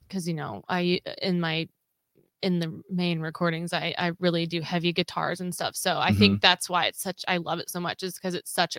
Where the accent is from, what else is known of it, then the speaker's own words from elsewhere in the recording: Southwest Missouri, United States; growing up in Southwest Missouri and they happen all the time here.